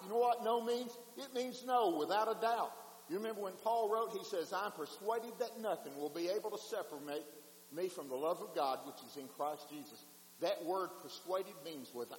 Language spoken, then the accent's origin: English; Wheeler, Mississippi, United States; I was driving home from Blue Mountain to Wheeler, Mississippi